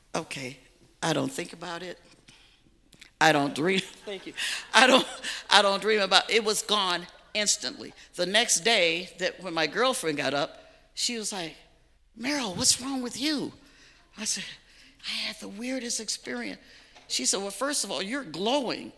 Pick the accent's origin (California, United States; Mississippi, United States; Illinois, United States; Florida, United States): Illinois, United States; Chicago; moved away as an adult; also born or lived in Dallas, Texas; I was raised in Chicago on the South Side by two strict, staunch Baptist parents